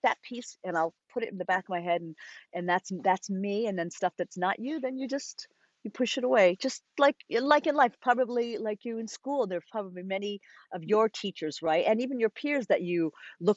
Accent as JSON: {"language": "English", "region": "Rhode Island", "country": "United States", "tie": "born or raised there", "said": "I had a wonderful dance teacher growing up in Rhode Island"}